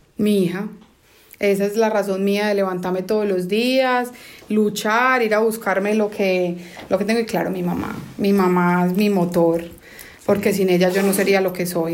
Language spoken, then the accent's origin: Spanish; Colombia; now in United States; Crecí en Colombia, no fue una niñez fácil